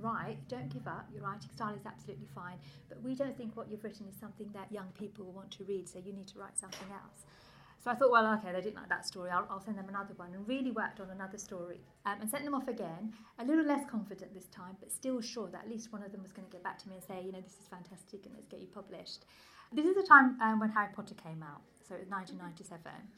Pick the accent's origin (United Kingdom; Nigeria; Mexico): United Kingdom; London; English is a second language; I grew up quite close to here. I grew up in Leytonstone, which is just a few miles that way.